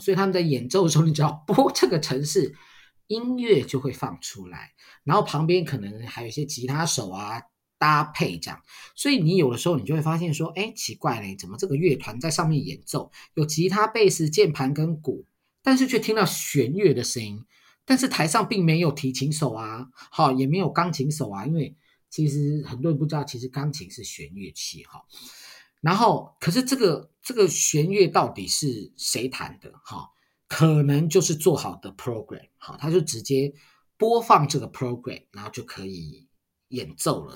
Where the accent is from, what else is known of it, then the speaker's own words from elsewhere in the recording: Taiwan; 我们台湾人